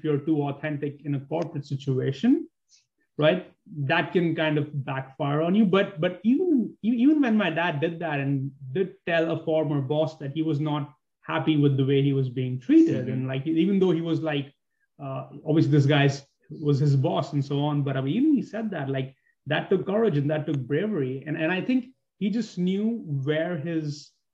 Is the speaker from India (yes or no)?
yes; Mumbai, Maharashtra, India; moved away; also born or lived in New York; I'm from a city that's very much like New York. I'm from Bombay.